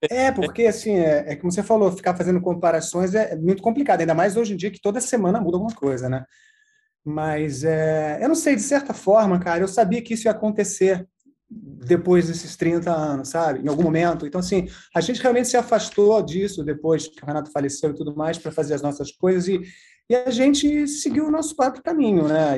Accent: interior of São Paulo, Brazil; now in Rio de Janeiro, Brazil; eu sou do interior de São Paulo

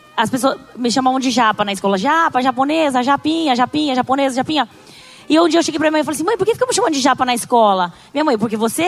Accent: Brazil; accent: caipira; a gente é caipira do interior, com sotaque, oriental

